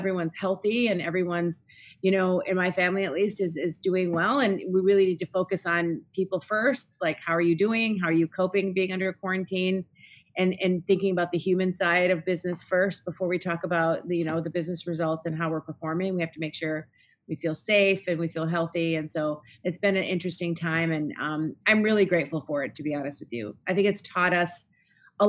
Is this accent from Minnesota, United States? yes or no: yes; Minnesota, United States; moved away as an adult; also born or lived in Middle East; I was born and raised here in Minnesota